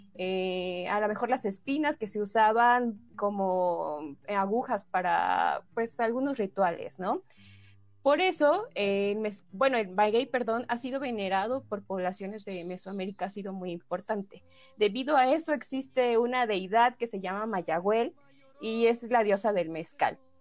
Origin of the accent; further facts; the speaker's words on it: Oaxaca, Mexico